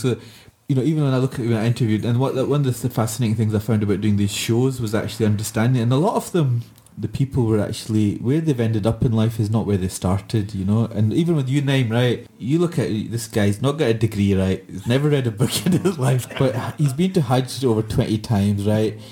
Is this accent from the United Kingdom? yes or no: yes; Glasgow, Scotland, United Kingdom; I said, Glasgow